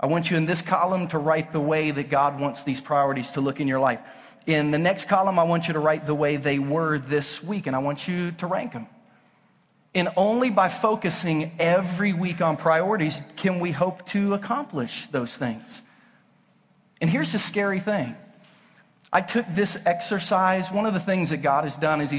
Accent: Southern Ohio, United States; now in Lee's Summit, United States; I grew up in Southern Ohio.

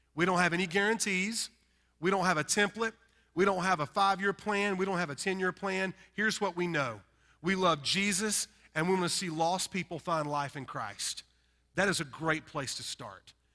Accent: North Carolina, United States; accent: Southern; we're from North Carolina and we're rednecks

